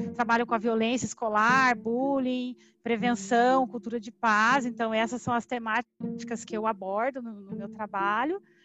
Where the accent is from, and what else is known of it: Curitiba, Paraná, Brazil; born or raised there; moved away as an adult; now in Londrina, Brazil